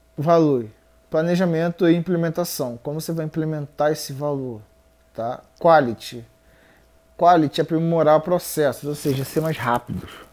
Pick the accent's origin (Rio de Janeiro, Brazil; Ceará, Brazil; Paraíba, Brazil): Rio de Janeiro, Brazil; Eu sou do Rio, na verdade.